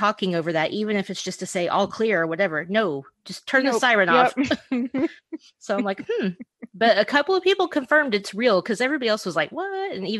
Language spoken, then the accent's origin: English; Oklahoma, United States; growing up in Oklahoma